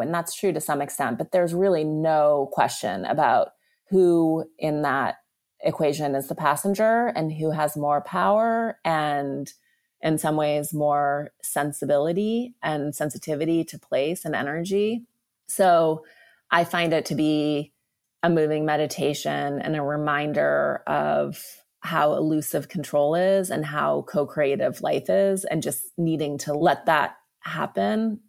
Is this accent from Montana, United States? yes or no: yes; Montana, United States; now in Los Angeles, United States; I am from Montana and I've been going back a lot to ride horses. I grew up riding horses